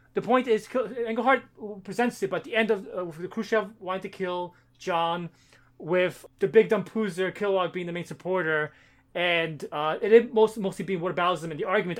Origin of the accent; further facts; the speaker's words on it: United States; we grew up in America